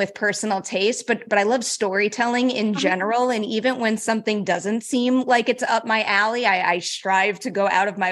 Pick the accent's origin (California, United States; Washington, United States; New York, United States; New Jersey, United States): New York, United States; also born or lived in Los Angeles; I'm from New York. I'm a New Yorker at heart